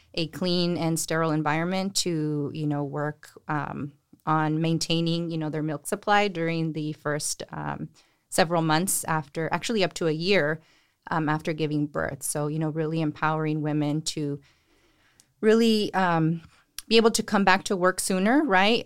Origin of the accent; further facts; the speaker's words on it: Salinas, California, United States; I am from Salinas. I grew up here, went to high school here